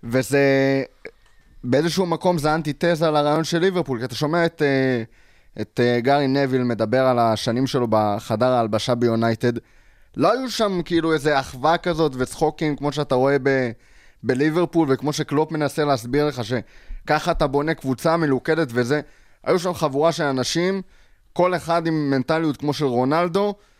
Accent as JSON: {"language": "Hebrew", "country": "Israel", "said": "בתור ישראלי"}